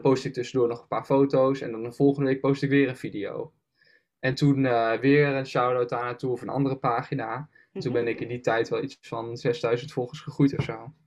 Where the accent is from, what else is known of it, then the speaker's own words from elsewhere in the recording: Achterhoek, East Gelderland, Netherlands; Want ik had in de Achterhoek best wel veel, dus waar ik vandaan kom, zeg maar, ligt er voor de Achterhoek, helemaal Oost-Gelderland